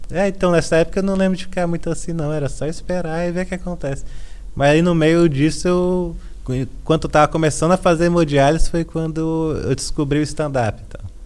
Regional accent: Valparaíso de Goiás, Brazil; moved away as an adult; also born or lived in Brasília; now in São Paulo, Brazil; Sim, cresci lá, assim, na real não é Brasília, né? Eu sempre gosto de destacar isso. É ao paraíso de Goiás.

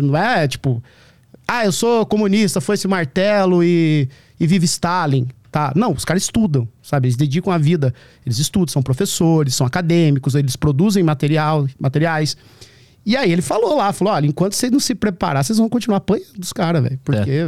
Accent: small town in the interior of Paraná, Brazil; now in São Paulo, Brazil; É uma cidade do interior do Paraná, 3.500 habitantes, sabe? Cresci, a minha, passei a minha infância lá.

